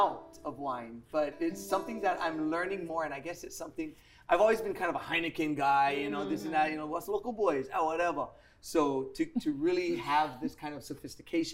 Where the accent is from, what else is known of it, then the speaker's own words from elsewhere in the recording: Honolulu, Hawaii, United States; I'm from Ainahaina